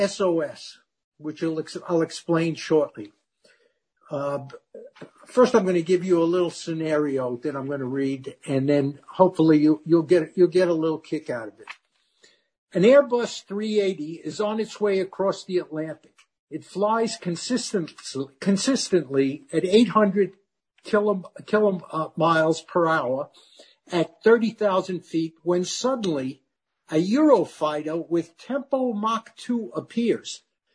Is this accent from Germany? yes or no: yes; Germany; born there; And I was born in Germany right after the war, where they actually had a romance in concentration camp, if you can believe that.